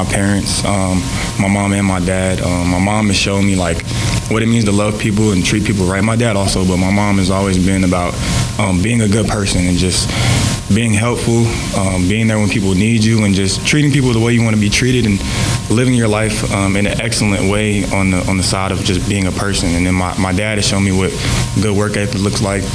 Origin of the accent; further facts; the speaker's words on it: Atlanta, Georgia, United States; moved away as an adult; also born or lived in Alabama; now in Kansas, United States; I'm originally from Alabama, but I was raised in Atlanta, Georgia